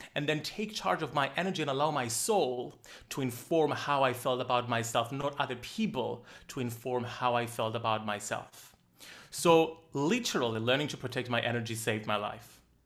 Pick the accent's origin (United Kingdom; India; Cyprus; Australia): Cyprus; Growing up in a small island, I'm from Cyprus